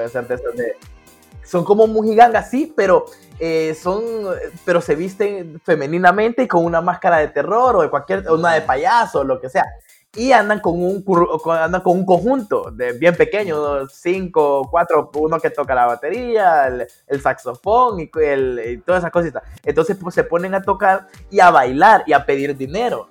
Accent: Danlí, El Paraíso, Honduras; yo soy de Dalí

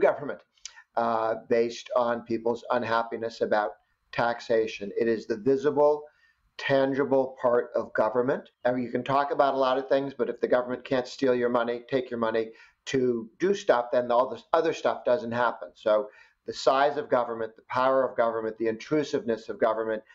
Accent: United States; was born in the United States

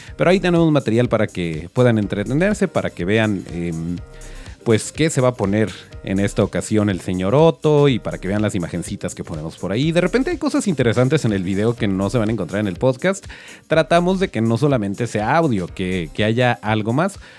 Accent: Mexico; los malos somos los mexicanos

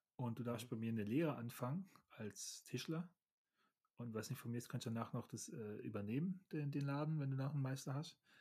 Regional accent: Germany; Ich bin ja ein Deutscher

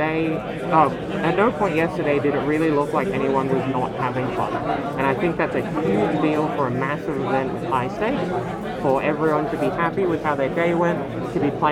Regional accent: Sydney, New South Wales, Australia; I'm from Sydney

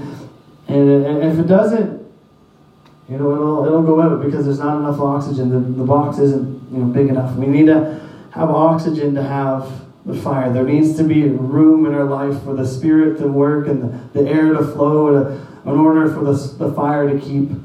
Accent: Saint John, New Brunswick, Canada; moved away as an adult; I grew up in St. John.

